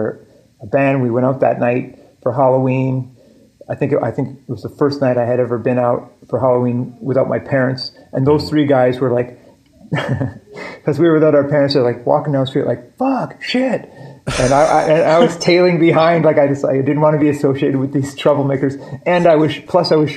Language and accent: English; Halifax, Nova Scotia, Canada; also born or lived in Prince Edward Island / Virginia / Scarborough, Toronto; at the end of grade four, my dad gets a job in Halifax and we moved to Halifax